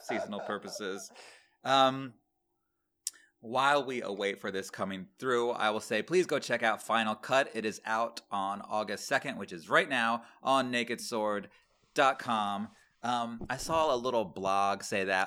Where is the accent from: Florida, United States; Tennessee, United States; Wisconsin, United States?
Florida, United States; Manatee County; born or raised there; moved away